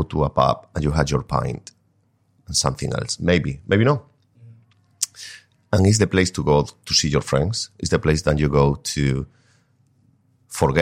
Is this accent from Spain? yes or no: yes; Spain; moved away; I grew up in a village